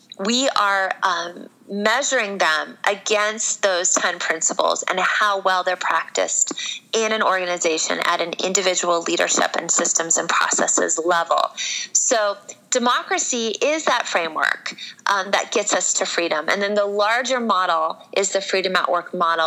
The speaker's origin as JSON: {"language": "English", "region": "Iowa", "country": "United States", "tie": "born or raised there", "said": "a blonde chick born and raised in Iowa"}